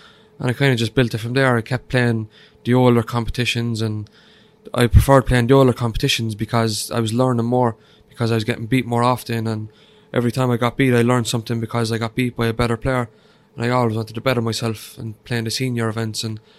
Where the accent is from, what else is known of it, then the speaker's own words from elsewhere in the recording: Cork, Munster, Ireland; Yeah, the real capital. yeah, Cork is brilliant.